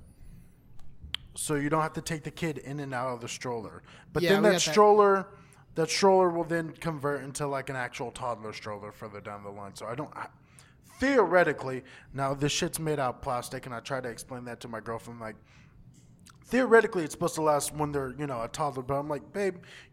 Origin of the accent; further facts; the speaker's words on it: Texas, United States; moved away; I grew up in Texas